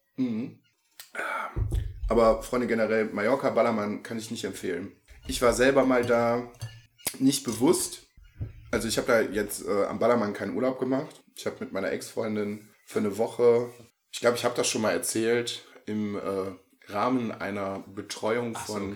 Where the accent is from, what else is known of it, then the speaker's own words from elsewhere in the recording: Viersen, North Rhine-Westphalia, Germany; bei uns im Rheinland